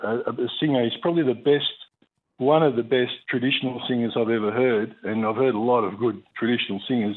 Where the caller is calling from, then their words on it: Gove, Northern Territory, Australia; from Gove.